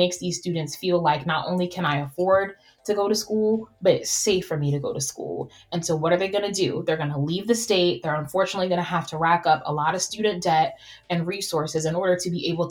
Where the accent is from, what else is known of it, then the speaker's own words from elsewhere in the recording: Northeast, United States; moved away; also born or lived in West Virginia / Florida; my family's from New York, we're from Boston, we're from Jersey